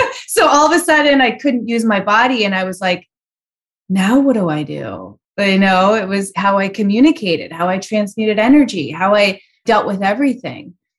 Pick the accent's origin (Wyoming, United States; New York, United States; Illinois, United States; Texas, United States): Illinois, United States; Chicago; It was very unusual growing up in Chicago in the eighties